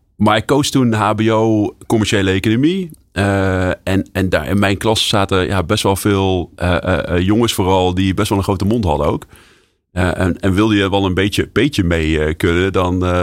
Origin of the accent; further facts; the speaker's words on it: Nijmegen, Gelderland, Netherlands; als Nijmegenaar